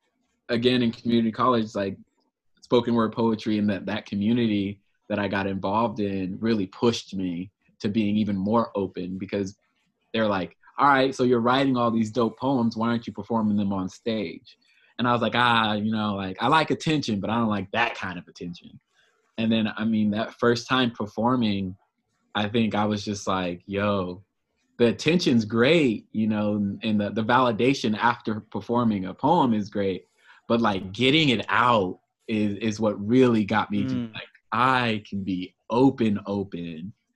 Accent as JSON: {"language": "English", "town": "Oceanside", "region": "California", "country": "United States", "tie": "born or raised there", "said": "Oceanside is my hometown."}